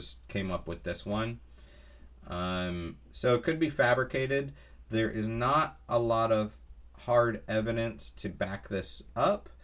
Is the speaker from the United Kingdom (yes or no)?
no; Florida, United States; I grew up in Florida